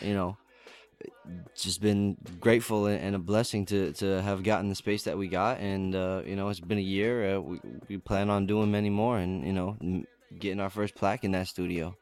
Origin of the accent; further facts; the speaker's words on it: Lakewood, New Jersey, United States; originally from Jersey, uh, uh-huh. like South Jersey, uh, Lakewood, Ocean County, um, mm-hmm. and just grew up down there